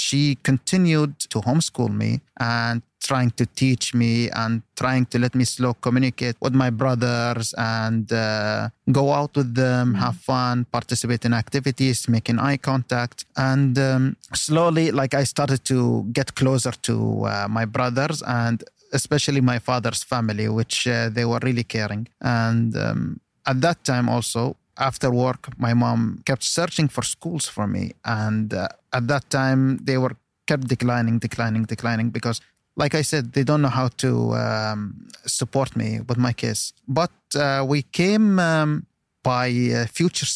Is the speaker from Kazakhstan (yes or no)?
no; United Arab Emirates; first language Arabic; English is a second language; also born or lived in Washington, D.C., United States